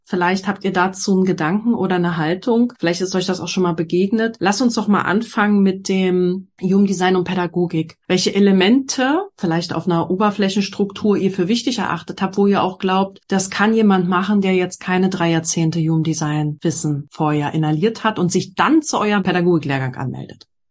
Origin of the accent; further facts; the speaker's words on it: Berlin, Germany; ich komme ja aus Berlin